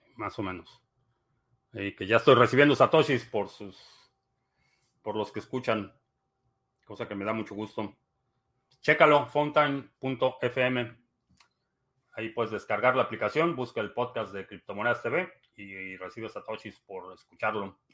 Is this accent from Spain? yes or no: no; Mexico; now in United States; Me considero mexicano atípico